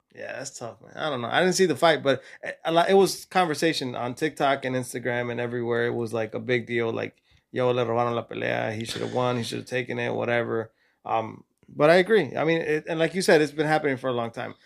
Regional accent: California, United States; also born or lived in Mexico; I was born and raised in California

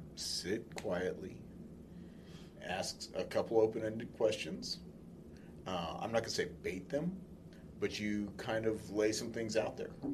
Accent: California, United States; I grew up in California

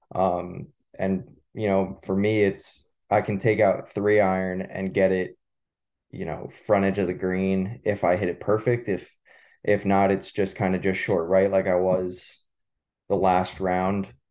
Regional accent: Manasquan, New Jersey, United States; growing up in Manasquan

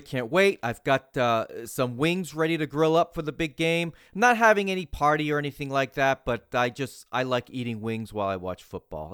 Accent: New England, United States; now in Tampa Bay area, United States; I'm originally from New England

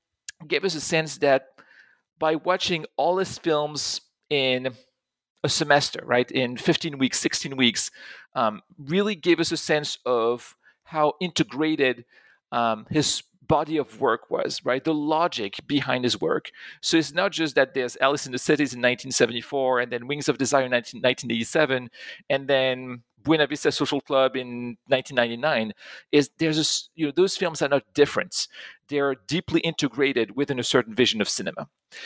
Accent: Pont-à-Mousson, Grand Est, France; English is a second language; So I grew up in France. I grew up in a small town not too far from Germany. It's in Pont-à-Mousson in Lorraine.

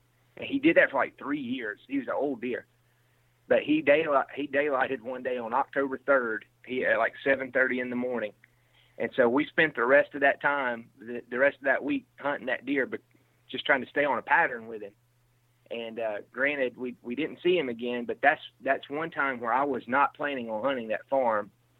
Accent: Mississippi, United States; now in Iowa, United States; Now, I'm from Mississippi, and I've lived in Iowa now 4 or 5 years.

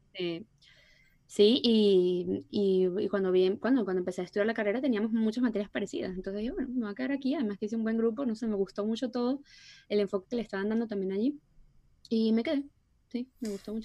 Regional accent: Puerto La Cruz, Anzoátegui, Venezuela; moved away; nosotros no somos de Caracas, somos de Puerto, que va de Puerto La Cruz

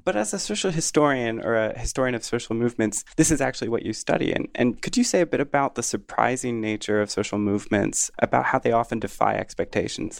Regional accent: United States; as an American

